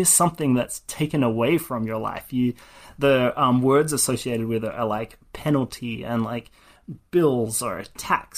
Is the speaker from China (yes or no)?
no; Australia; moved away as an adult; now in California, United States; I was born and raised in Australia